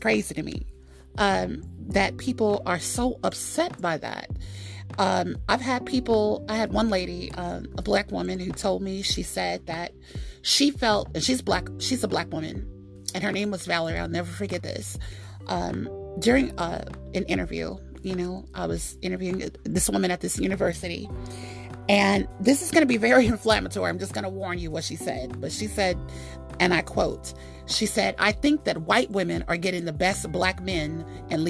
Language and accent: English; United States; I'm African American.